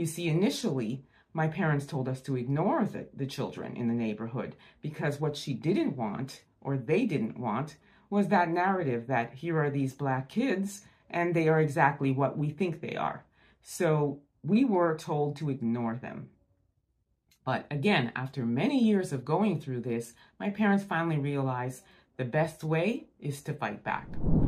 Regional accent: Montreal, Quebec, Canada; now in Niagara Falls, Canada; I grew up in Montreal, Quebec, and now I currently live in Niagara Falls, Ontario.

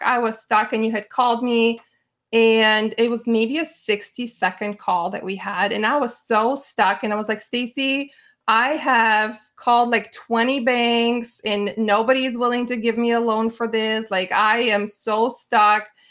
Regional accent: Bulgaria; moved away; I grew up in Bulgaria.

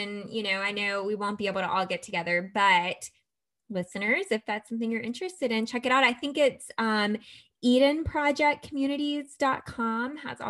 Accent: Georgia, United States; now in Birmingham, United States; I am from Georgia.

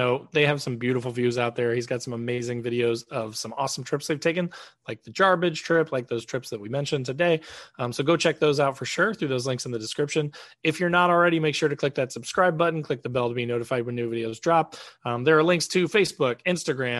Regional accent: Indiana, United States; I'm from Indiana

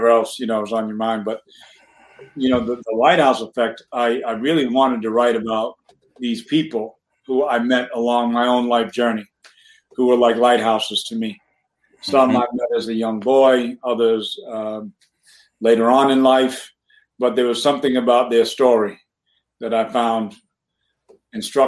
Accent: New Bedford, Massachusetts, United States; growing up in New Bedford.

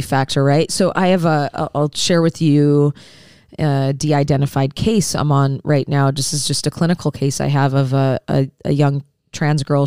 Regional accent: Detroit, Michigan, United States; moved away; I'm originally from the Detroit area

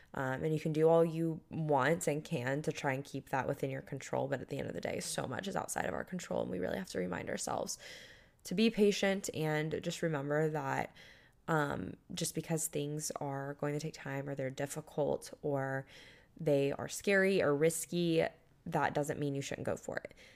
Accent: Panama City Beach, Florida, United States; moved away; a country music festival in my hometown

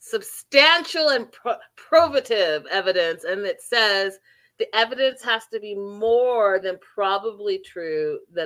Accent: Canada; I'm Canadian

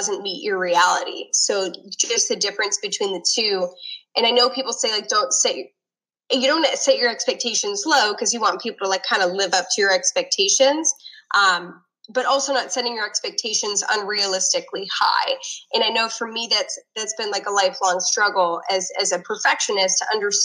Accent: Northeast, United States; I grew up in the Northeast

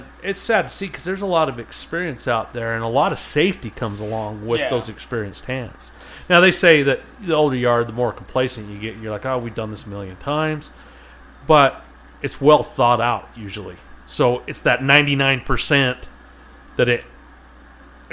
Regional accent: Utah, United States; I'm from Utah

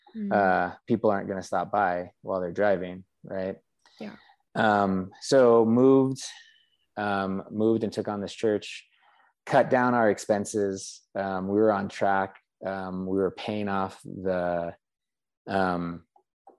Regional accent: Colorado, United States; moved away as an adult; I grew up in Colorado

